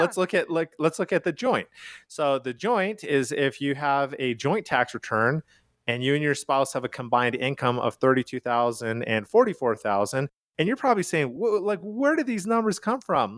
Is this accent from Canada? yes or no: yes; Calgary, Alberta, Canada; now in United States; I am from Calgary, Canada.